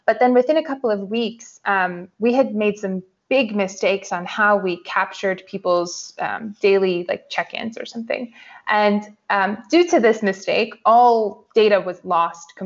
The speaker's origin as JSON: {"language": "English", "region": "New York", "country": "United States", "also_born_or_lived": "San Francisco", "moved": "as an adult", "said": "So I'm originally from New York, and like any good New Yorker, I started my career on Wall Street"}